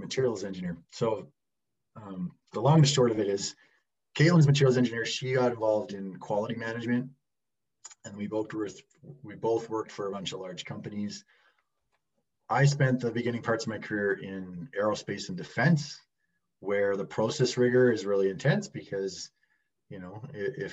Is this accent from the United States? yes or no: no; Calgary, Alberta, Canada; I'm from Calgary, Alberta